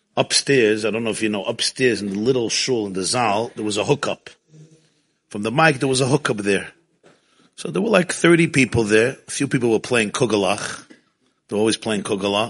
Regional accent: New York City, New York, United States; I grew up in Crown Heights

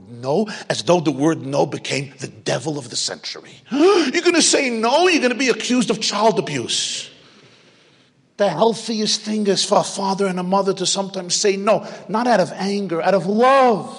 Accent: New York City, New York, United States; I grew up in Brooklyn

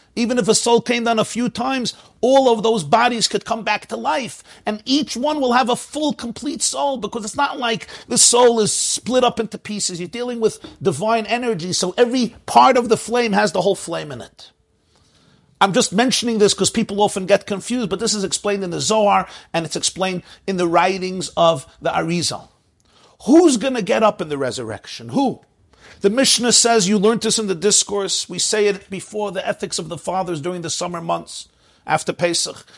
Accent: New York City, New York, United States; I grew up in Brooklyn, the housing was a little tighter

